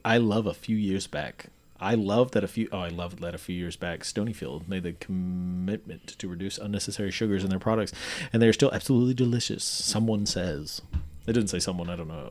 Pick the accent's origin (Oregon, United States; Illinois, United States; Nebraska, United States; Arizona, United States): Nebraska, United States; York; born or raised there; moved away